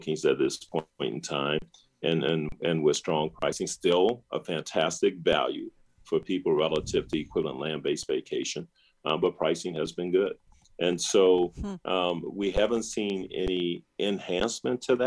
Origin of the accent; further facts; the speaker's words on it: the South, United States; As a Black person who grew up in the segregated South during the civil rights 60s